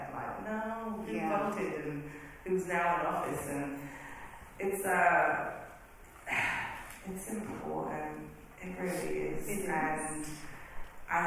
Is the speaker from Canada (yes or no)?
no; United Kingdom; moved away as an adult; now in United States; I am British.